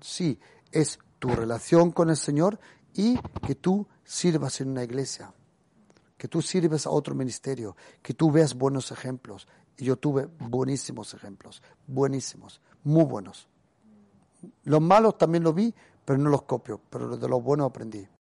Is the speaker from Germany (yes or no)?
yes; Germany; Yo me crecí en Alemania